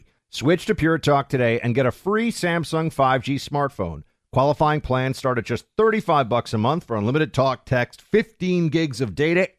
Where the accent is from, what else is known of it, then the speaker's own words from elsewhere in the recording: New York, United States; as a New Yorker